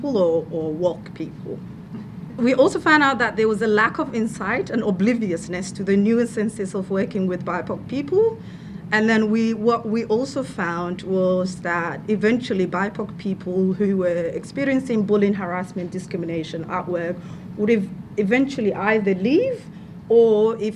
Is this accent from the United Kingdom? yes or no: no; Somalia; moved away as an adult; now in Victoria, Australia; I am from Somalia. I've lived here for 10 years. Came here as an international student.